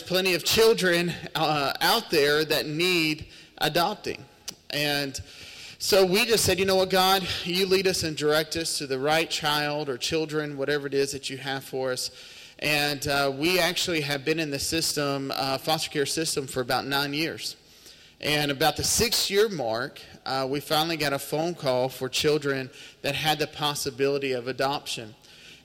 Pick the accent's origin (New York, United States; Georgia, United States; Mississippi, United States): Mississippi, United States; Terry; I've been born and raised in Mississippi my whole life. We actually come out of Terry, Mississippi, which is about 45 minutes just down the highway, and born and raised there